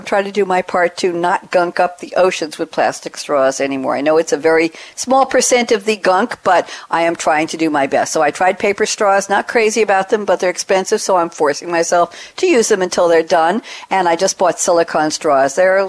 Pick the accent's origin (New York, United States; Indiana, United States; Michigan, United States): New York, United States; Long Island; moved away as an adult; now in Durham, United States; I'm formerly from Long Island here in Durham. August 27th will be 2 years.